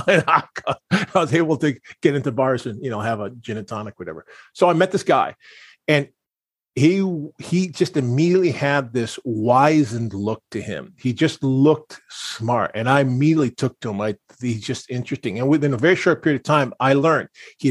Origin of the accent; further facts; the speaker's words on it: Pewaukee, Wisconsin, United States; moved away; where I was raised in Wisconsin